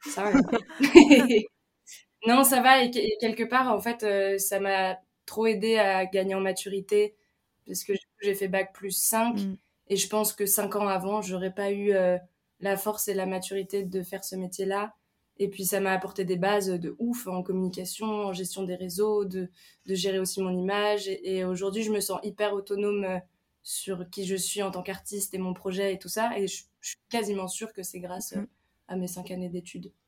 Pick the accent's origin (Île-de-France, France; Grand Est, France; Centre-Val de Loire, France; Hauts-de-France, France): Hauts-de-France, France; Picardy; now in Paris, France; j'ai grandi en Picardie euh, à la ferme